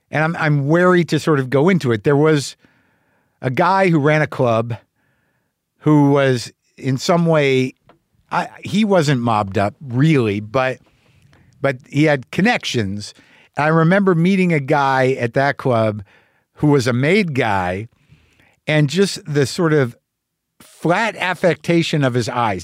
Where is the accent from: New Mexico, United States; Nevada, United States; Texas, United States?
New Mexico, United States; also born or lived in New Jersey; I was born in sixty three, New Jersey. I was raised in New Mexico